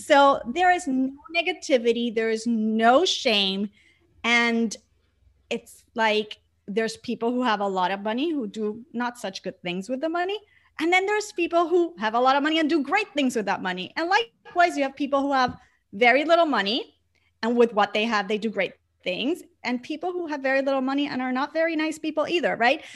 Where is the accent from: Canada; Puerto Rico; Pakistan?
Puerto Rico; moved away; growing up in an island surrounded by water, like twenty-four seven? I grew up in front of the beach